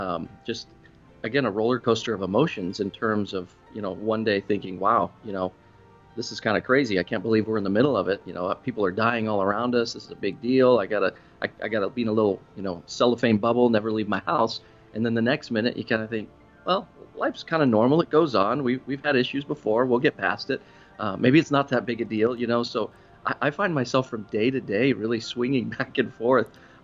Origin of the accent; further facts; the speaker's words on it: Florida, United States; moved away; I came from South Florida and, you know, I had the South Florida colors and the flamboyant fashion